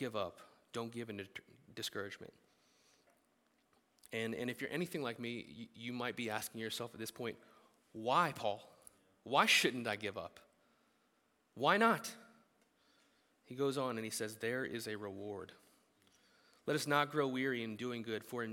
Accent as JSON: {"language": "English", "country": "United States", "said": "as American Christians"}